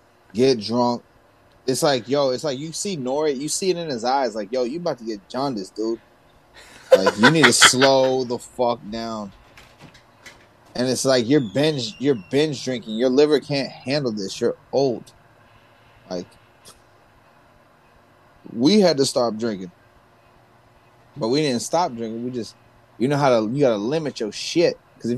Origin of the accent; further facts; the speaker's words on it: New York, United States; I'm from New York, son.